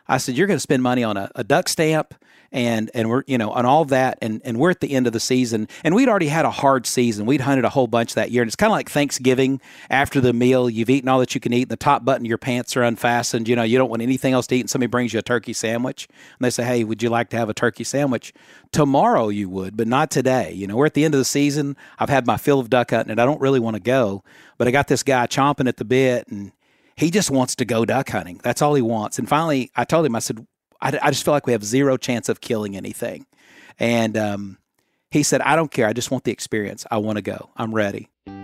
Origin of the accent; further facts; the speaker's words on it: Arkansas, United States; You know, growing up in Arkansas, I think part of the culture of our state has all been influenced by duck hunting.